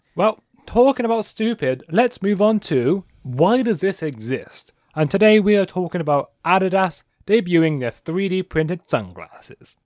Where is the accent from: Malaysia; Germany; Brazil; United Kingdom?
United Kingdom; England; I'm English.